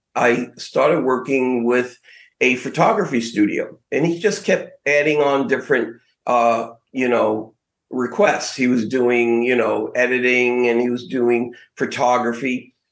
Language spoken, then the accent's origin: English; New York City, New York, United States; now in West Palm Beach, United States; Growing up in Brooklyn